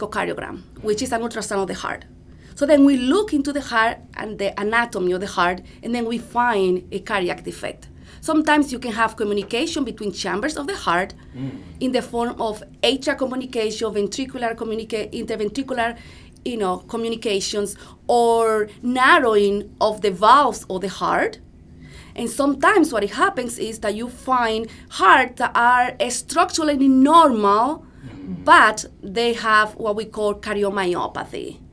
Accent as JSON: {"language": "English", "country": "Dominican Republic", "moved": "as an adult", "lives_now": "United States", "said": "I am from the Dominican Republic"}